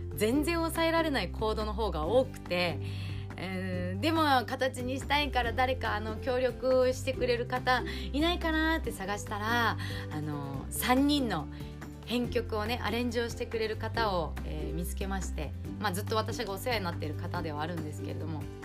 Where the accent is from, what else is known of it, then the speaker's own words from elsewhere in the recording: Okinawa, Japan; 沖縄生まれ、沖縄育ち